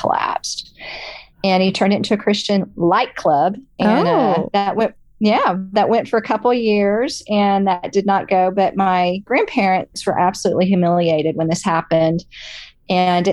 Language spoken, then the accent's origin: English; Dallas, Texas, United States; I grew up in Dallas, Texas.